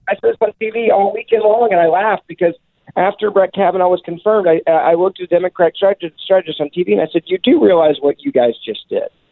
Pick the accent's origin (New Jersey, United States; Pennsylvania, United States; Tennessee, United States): Tennessee, United States; Memphis; it was in a city, Memphis, Tennessee, my hometown